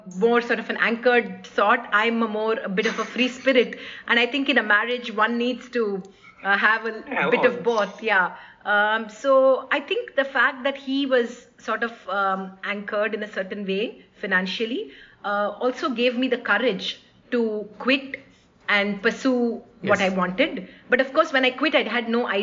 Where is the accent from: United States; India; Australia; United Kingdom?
India; Awarpur, Maharashtra; first language Hindi; English is a second language; also born or lived in Bangalore; now in Chennai, India; I grew up in a small little town, little village called Awarpur, which is actually a small village where my father worked for a cement factory